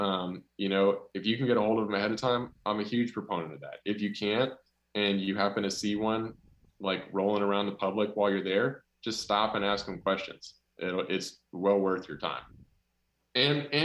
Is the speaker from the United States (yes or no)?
yes; North Carolina, United States; I'm from North Carolina